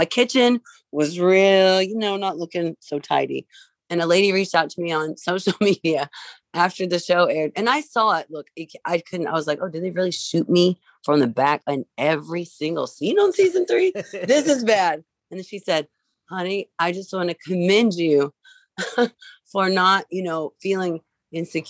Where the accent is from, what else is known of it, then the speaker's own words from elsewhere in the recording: Vincennes, Indiana, United States; I grew up in Vincennes, Indiana.